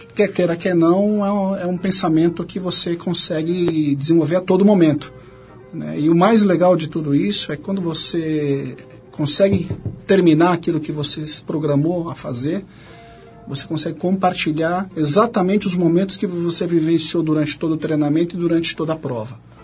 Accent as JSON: {"language": "Portuguese", "town": "Carapicuíba", "region": "São Paulo", "country": "Brazil", "tie": "born or raised there", "also_born_or_lived": "Três Lagoas, Mato Grosso do Sul / São José dos Pinhais, Paraná", "said": "Nasci quase que por acaso em Três Lagoas, Mato Grosso do Sul, fiquei apenas um mês. Moramos alguns anos em São José dos Pinhais, até fincar raízes aqui em São Paulo, ali na, em Carapicuíba."}